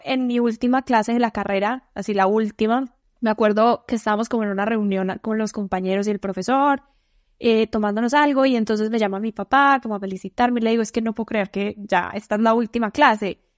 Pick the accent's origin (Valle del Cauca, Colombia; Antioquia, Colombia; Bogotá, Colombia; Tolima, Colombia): Antioquia, Colombia; Medellín; moved away as an adult; yo soy de Medellín